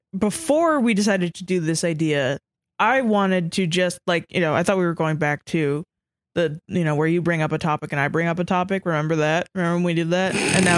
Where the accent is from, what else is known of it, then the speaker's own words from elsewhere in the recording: Georgia, United States; I grew up in Georgia.